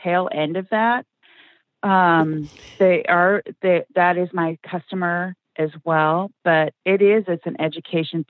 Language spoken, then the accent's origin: English; Washington, United States; moved away; I'm originally from Washington State